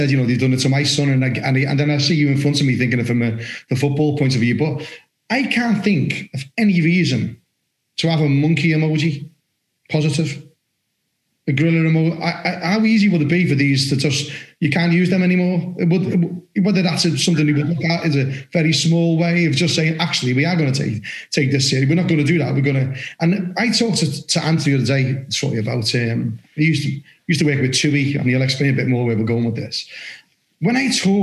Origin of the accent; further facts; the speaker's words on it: Liverpool, North West England, United Kingdom; accent: Scouse; moved away as an adult; now in Somerset, United Kingdom; I'm from Liverpool